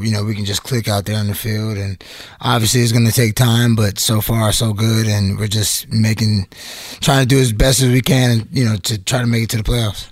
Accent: Atlanta, Georgia, United States; I was born in Atlanta

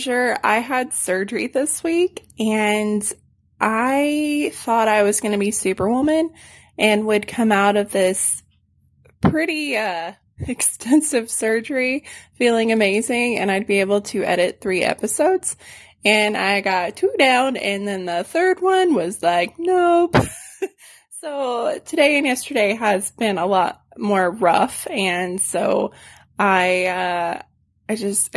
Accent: Arkansas, United States; now in San Antonio, United States; my hometown at Bull Shoals Lake

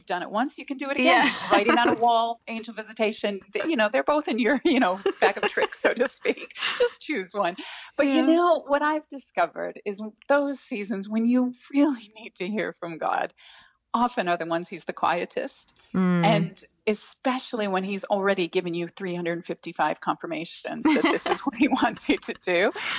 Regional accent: United States; accent: American; hello, and people ask where I was from in America. And I'm finding that now more people are asking if I'm Canadian, which is interesting. So It must have a bit of like a softer American accent, maybe?

